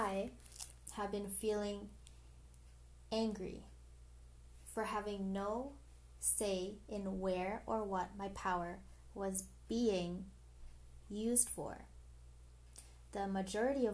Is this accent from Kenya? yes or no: no; Canada; I am a Canadian citizen, born Filipino. So I'm a first generational born Filipino in Canada